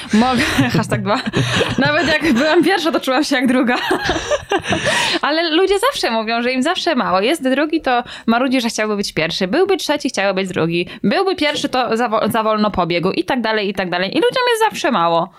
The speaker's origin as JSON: {"language": "Polish", "town": "Braniewo", "region": "Warmian-Masurian Voivodeship", "country": "Poland", "tie": "born or raised there", "said": "ja jestem z Braniewa"}